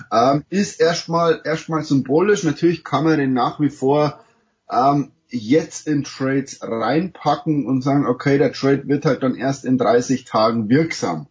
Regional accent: Germany; now in United States; als Deutscher

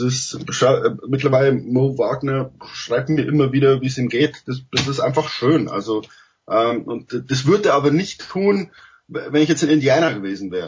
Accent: Germany; also born or lived in United States; als Deutscher

